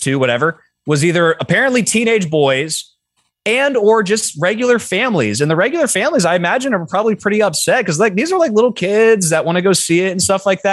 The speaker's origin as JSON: {"language": "English", "town": "Sacramento", "region": "California", "country": "United States", "tie": "born or raised there", "said": "my hometown in Sacramento"}